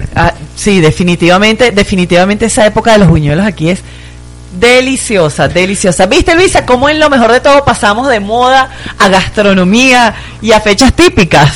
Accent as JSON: {"language": "Spanish", "country": "Venezuela", "moved": "yes", "said": "los venezolanos ahora somos del mundo."}